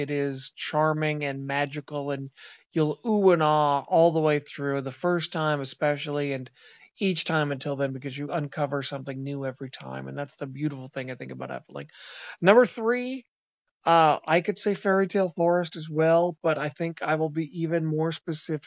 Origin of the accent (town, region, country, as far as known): Seattle, Washington, United States